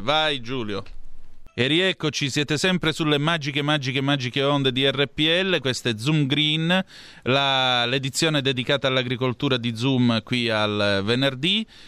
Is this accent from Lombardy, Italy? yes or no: no; Calabria, Italy; essendo calabrese, essendo anche vicino alla piana di Lamezia